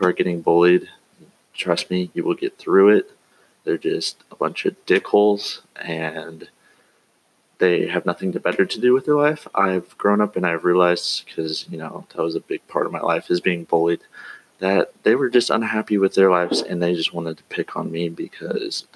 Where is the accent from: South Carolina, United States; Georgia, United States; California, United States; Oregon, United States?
Oregon, United States; Eastern; moved away as an adult; also born or lived in Cove, Oregon; I grew up in Oregon, actually in Eastern Oregon. Lived there for about 18 years, and then moved around